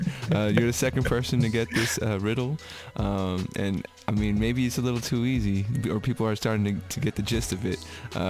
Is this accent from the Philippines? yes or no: yes; Philippines; I'm Filipino, and in the Filipino culture, we're very open to the supernatural. We're all very open to mythology.